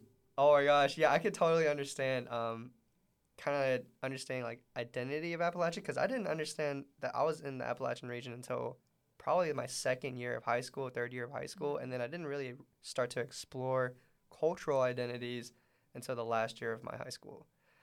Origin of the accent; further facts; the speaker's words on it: Middlesbrough, North East England, United Kingdom; Because I growing up in Middlesbrough, it's always been small businesses, small communities, and small groups.